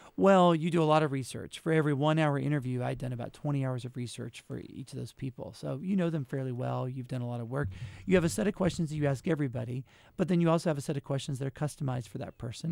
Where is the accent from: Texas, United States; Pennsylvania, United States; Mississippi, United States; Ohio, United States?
Mississippi, United States; Jackson; moved away; I'm originally from Jackson, Mississippi